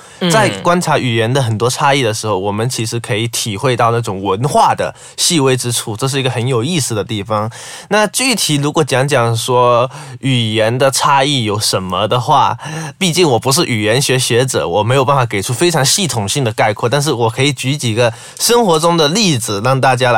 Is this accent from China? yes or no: yes; southern China, China; moved away as an adult; now in Malaysia; 我毕竟来自中国南方。